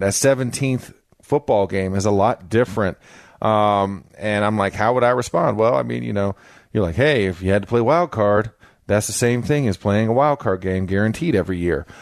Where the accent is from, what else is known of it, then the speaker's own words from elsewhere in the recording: Florida, United States; moved away as an adult; also born or lived in Pittsburgh; I played in Pittsburgh for nine years, and I'm from Florida